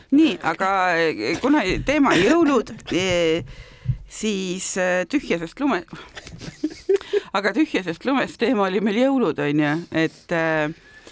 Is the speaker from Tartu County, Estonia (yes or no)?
yes; Tartu, Tartu County, Estonia; moved away; ma olen tartlane